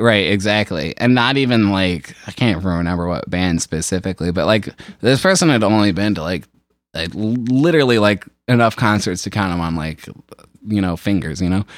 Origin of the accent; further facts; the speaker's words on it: Shelby Township, Michigan, United States; I grew up out in Shelby Township, Utica area, and it's, like, very suburban out there